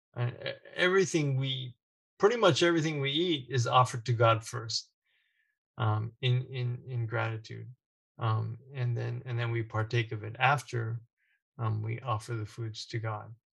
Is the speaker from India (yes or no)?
no; United States; being born and raised in the United States